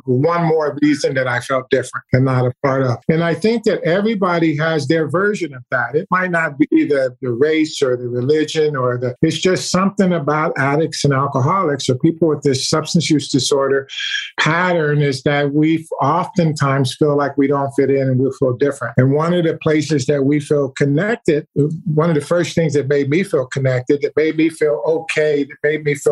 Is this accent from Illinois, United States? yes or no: yes; Chicago, Illinois, United States; also born or lived in Germany; I moved from Germany when I was 5 years old to Chicago, where I was raised